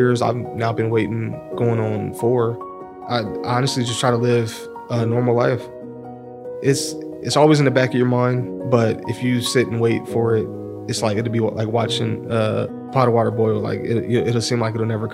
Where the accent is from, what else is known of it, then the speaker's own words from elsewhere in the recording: Columbus, Ohio, United States; I grew up here in Columbus